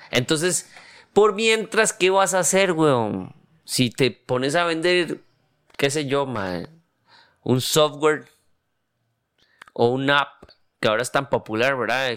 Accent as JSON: {"language": "Spanish", "country": "Costa Rica"}